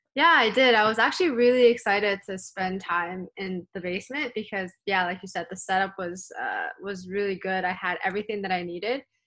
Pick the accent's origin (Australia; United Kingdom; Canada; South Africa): Canada; also born or lived in Hong Kong; growing up in Canada